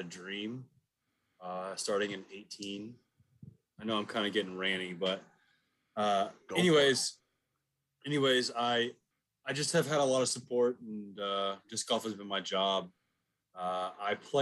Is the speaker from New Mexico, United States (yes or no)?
no; Dallas, Texas, United States; I grew up down the street. I've lived in Dallas-Fort Worth all my life